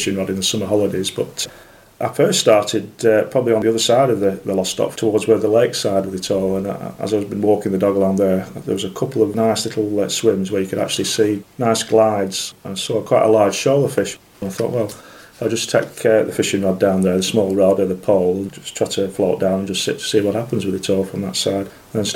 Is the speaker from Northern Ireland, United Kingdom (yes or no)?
no; the Ribble and the Darwen, North West England, United Kingdom; I grew up fishing on the Ribble and the Darwen when I was younger